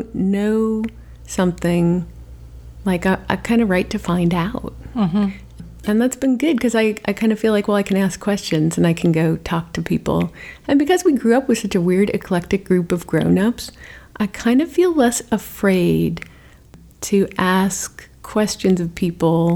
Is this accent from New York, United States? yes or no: no; Sandia Mountains, New Mexico, United States; moved away as an adult; now in Los Angeles, United States; I grew up right at the base of the Sandias